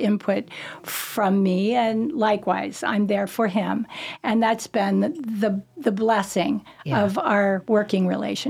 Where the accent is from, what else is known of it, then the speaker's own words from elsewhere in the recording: Ohio, United States; now in North Carolina, United States; And, you know, when we came from Ohio, the first thing I said to my husband, you've got to come out and look at the sky.